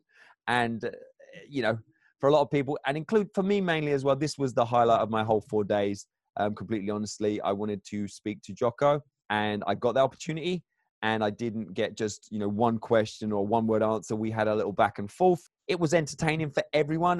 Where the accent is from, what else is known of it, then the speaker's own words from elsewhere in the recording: England, United Kingdom; I'm English